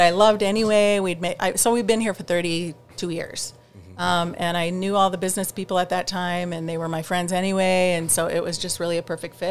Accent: Detroit Lakes, Minnesota, United States; moved away as an adult; also born or lived in Texas; now in Cross Lake, United States; I was born and raised in Detroit Lakes

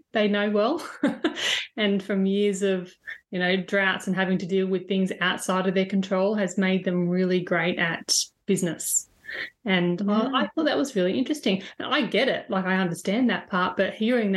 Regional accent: Broken Hill, New South Wales, Australia; I grew up in Broken Hill

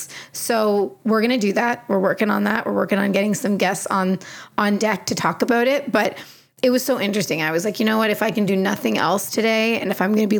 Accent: Canada; I'm from here, because I'm dang proud of being Canadian

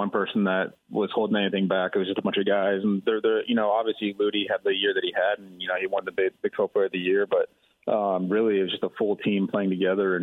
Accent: Texas, United States; growing up in Texas

